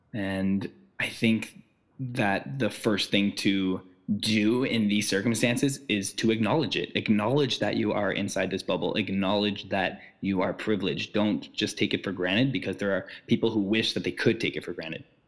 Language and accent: English; Ottawa, Ontario, Canada; We're both from Ottawa.